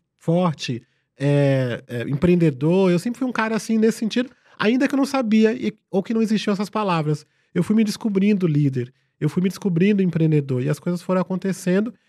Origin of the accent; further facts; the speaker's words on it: São Paulo, Brazil; also born or lived in Vitória da Conquista, Bahia; na favela de Paraisópolis, onde eu cresci